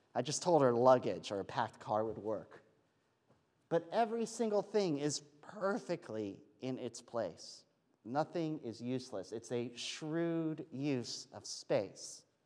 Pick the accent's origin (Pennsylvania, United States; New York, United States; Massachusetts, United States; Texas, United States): Pennsylvania, United States; I'm from Pennsylvania